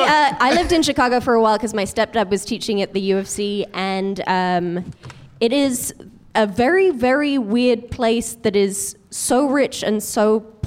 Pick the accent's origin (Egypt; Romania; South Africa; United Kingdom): United Kingdom; now in United States; Hi, I'm the British one.